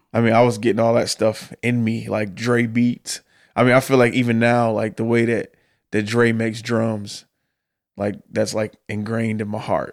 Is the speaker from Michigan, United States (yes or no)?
yes; Detroit, Michigan, United States; moved away as an adult; now in Nashville, United States; I grew up in Detroit, in the middle of the city